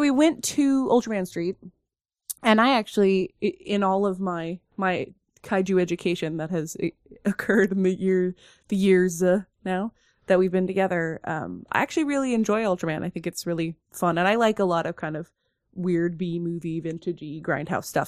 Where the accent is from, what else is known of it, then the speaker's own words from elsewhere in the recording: Oregon, United States; we're from Oregon